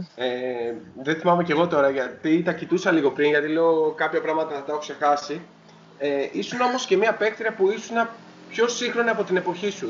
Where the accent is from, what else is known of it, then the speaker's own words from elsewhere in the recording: Greece; εμείς σαν Έλληνες